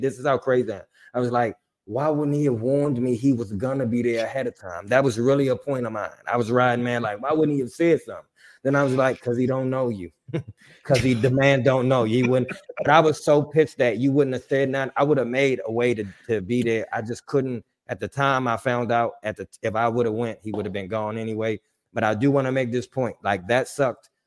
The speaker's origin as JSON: {"language": "English", "town": "Washington", "region": "District of Columbia", "country": "United States", "said": "I'm from D C. I, I grew up on Joe Gibbs"}